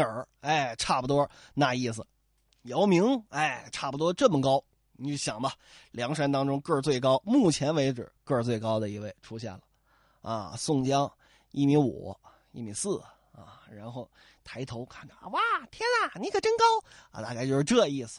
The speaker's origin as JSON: {"language": "Chinese", "region": "Northeast China", "country": "China", "tie": "born or raised there", "said": "我老家东北啊，好像不太这么说"}